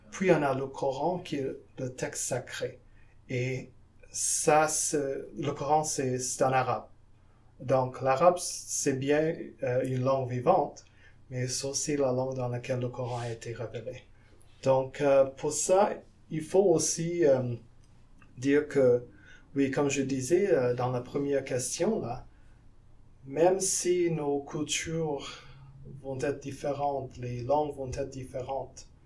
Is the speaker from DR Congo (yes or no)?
no; French Guiana; now in Canada; Moi, je viens de la Guyane en Amérique du Sud et même là-bas, il y a des, musulmans.